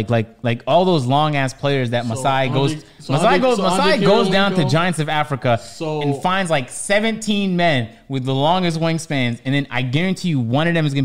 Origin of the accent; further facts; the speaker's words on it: Canada; because I'm Canadian